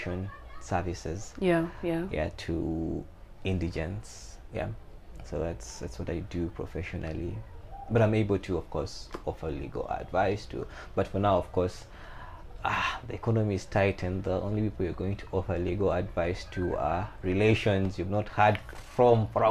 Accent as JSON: {"language": "English", "area": "Bunyoro", "region": "Western Region", "country": "Uganda", "tie": "born or raised there", "said": "I was raised in Bunyoro"}